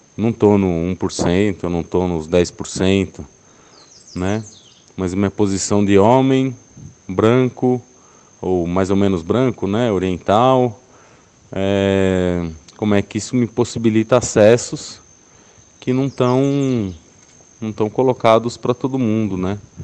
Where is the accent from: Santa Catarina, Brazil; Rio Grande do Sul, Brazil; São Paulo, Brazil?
São Paulo, Brazil; eu sou paulistano, tenho 38 anos